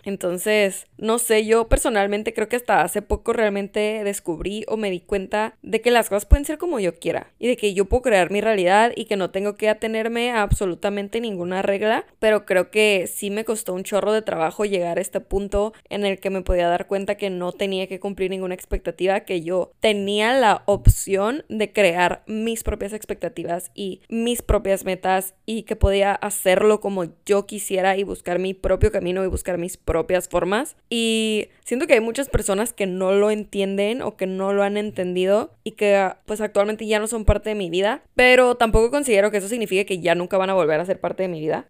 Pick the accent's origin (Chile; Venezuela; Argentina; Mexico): Mexico; Tijuana, Baja California; moved away as an adult; also born or lived in Mexico City; Se cumplen 10 años de que me fui a vivir a Ciudad de México, de que dejé mi amada, bella, pequeña, loca, crazy ass shit Tijuana.